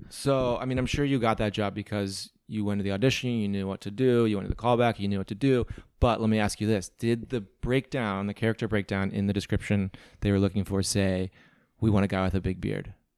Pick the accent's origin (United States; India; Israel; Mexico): United States; Midwest; moved away as an adult; also born or lived in New Hampshire / Venice, Los Angeles; now in Los Angeles, United States; I'm from the Midwest